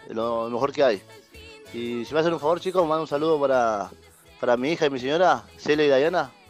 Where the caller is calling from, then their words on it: Quilmes, Buenos Aires Province, Argentina; de Quilmes. Quiero mandar un saludo.